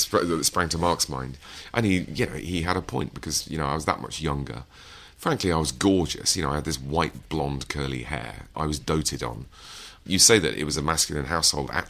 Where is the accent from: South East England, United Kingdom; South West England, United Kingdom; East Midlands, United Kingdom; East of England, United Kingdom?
East Midlands, United Kingdom; But you know, I'm from Lincolnshire, and um, you know, this is the seventies.